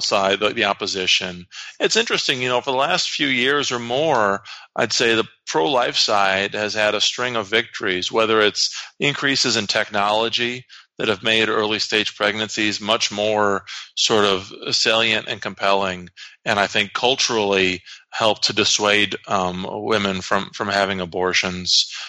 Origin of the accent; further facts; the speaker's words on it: Iowa, United States; my home state, the state of Iowa